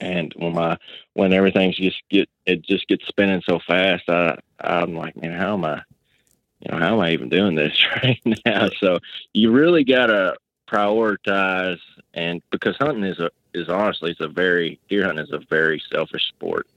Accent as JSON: {"language": "English", "region": "Western Kentucky", "country": "United States", "said": "I'm from Western Kentucky"}